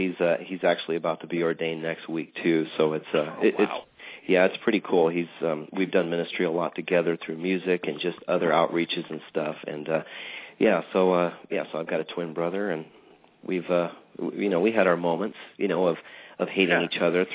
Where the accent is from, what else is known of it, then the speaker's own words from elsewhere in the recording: West Coast, United States; also born or lived in Michigan; A mom and dad and growing up on the West Coast. We went to Disneyland quite a bit.